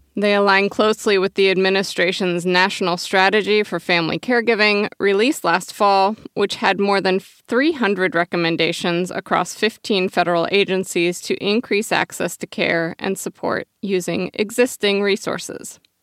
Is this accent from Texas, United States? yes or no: no; Oregon, United States; My home state of Oregon